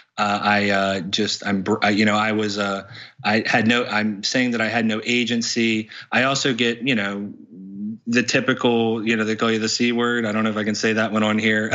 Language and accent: English; West Virginia, United States; I grew up in a small town in West Virginia.